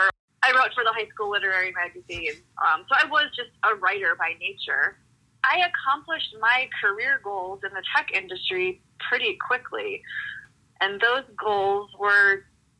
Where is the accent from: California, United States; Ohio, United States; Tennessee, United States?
Ohio, United States; now in Boulder, United States; my family growing up in Ohio